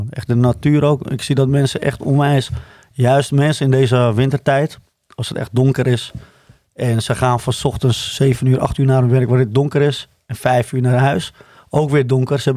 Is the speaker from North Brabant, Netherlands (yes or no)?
no; Alkmaar, North Holland, Netherlands; born there; Ik ben een kaaskop. Ja? ja, ja geboren in Alkmaar? Alkmaar, ja.